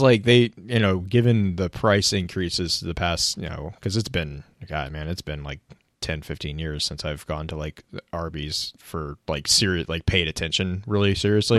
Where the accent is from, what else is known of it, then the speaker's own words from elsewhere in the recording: Texas, United States; growing up in Texas